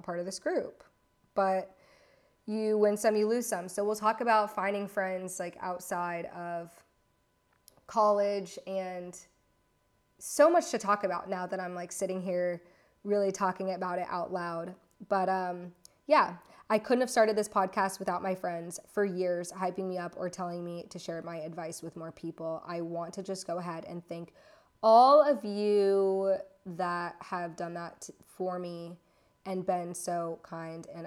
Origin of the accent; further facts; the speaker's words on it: Florida, United States; moved away as an adult; also born or lived in Virginia / Louisiana / Atlanta / Los Angeles; now in London, United Kingdom; I was raised in Florida